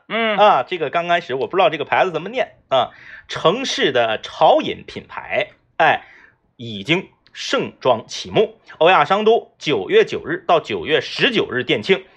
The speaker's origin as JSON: {"language": "Chinese", "region": "Liaoning", "country": "China", "said": "我回到我这个辽宁的农村老家"}